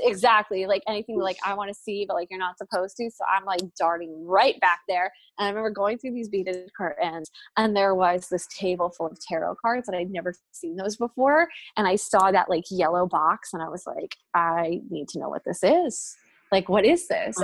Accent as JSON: {"language": "English", "region": "New Jersey", "country": "United States", "tie": "born or raised there", "said": "I grew up in New Jersey in the suburbs"}